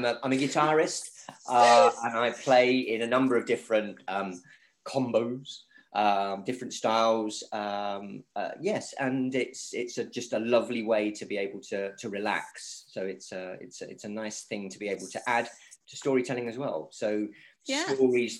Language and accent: English; Germany; also born or lived in South Korea / Kuwait / China; I grew up predominantly in Germany, but also I've lived in South Korea. I've lived in Kuwait, worked in China